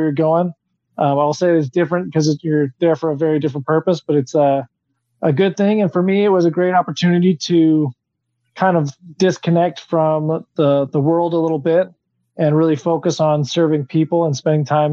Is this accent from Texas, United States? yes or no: yes; Texas border, United States; I grew up on the Texas border